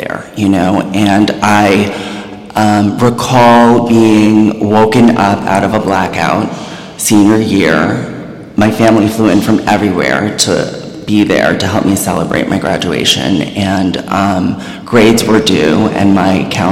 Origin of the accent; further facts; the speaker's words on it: New York, United States; also born or lived in New Jersey; I am a New Yorker.